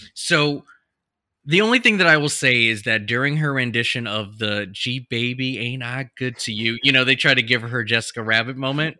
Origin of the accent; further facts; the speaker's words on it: United States; I grew up in Washington, California